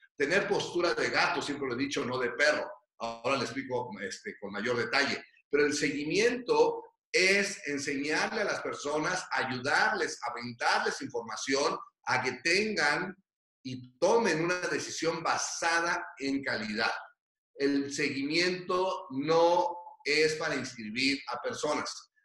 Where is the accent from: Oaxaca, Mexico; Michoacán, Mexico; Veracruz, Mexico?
Michoacán, Mexico; moved away; also born or lived in Mexico City; yo no vine huyendo de Michoacán